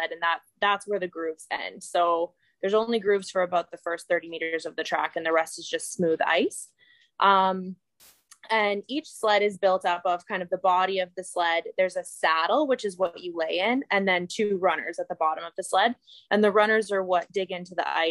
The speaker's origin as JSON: {"language": "English", "town": "Calgary", "region": "Alberta", "country": "Canada", "tie": "born or raised there", "said": "I grew up in Calgary, Alberta"}